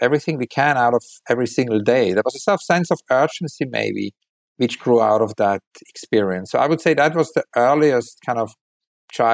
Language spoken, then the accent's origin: English; Weinfelden, Thurgau, Switzerland; also born or lived in Zurich, Switzerland; I was born in a hospital in Zurich, but I grew up in Weinfelden.